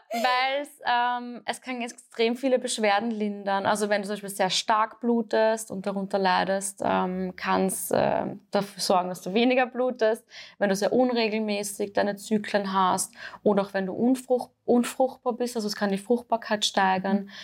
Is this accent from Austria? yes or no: yes; Austria; bei uns in Österreich